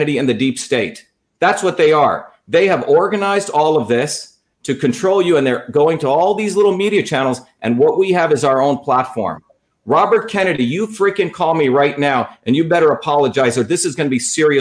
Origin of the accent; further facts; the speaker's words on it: India; moved away; I came as an untouchable from India.